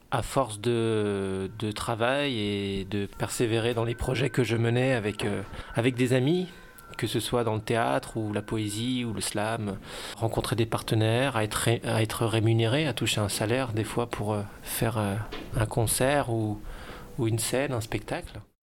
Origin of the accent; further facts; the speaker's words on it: Dijon, Bourgogne-Franche-Comté, France; now in Lyon, France; J'habite à Lyon. Je viens de Dijon.